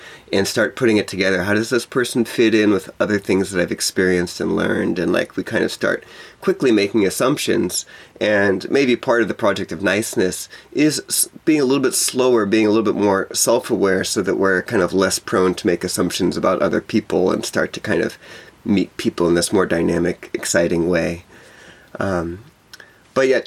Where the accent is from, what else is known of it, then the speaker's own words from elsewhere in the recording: Texas, United States; moved away; also born or lived in Hawaii; I moved away from Texas, where I grew up